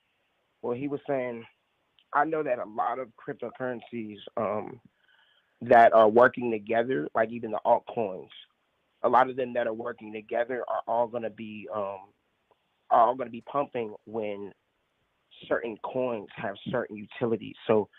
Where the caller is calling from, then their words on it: Atlanta, Georgia, United States; I'm reporting from Atlanta, Georgia.